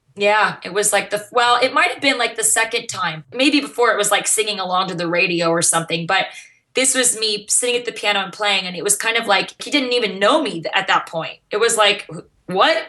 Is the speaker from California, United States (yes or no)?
no; Mesa, Arizona, United States; I grew up in Mesa, Arizona